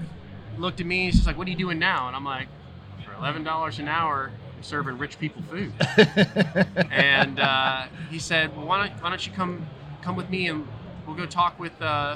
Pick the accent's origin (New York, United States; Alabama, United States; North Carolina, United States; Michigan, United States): North Carolina, United States; Charlotte; All right, so I grew up in Charlotte, and I went to App State, got a degree in Parks and Recreation.